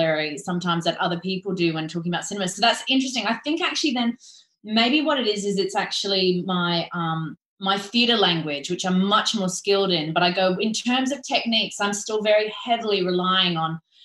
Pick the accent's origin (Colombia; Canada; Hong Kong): Hong Kong; moved away as an adult; also born or lived in Florida; When I was growing up in Hong Kong, I was always doing musicals as a kid